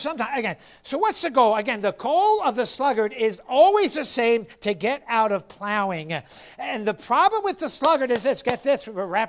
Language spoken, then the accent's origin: English; Florida, United States; And you know, I'm from Florida and I have thin blood and I just can't do it.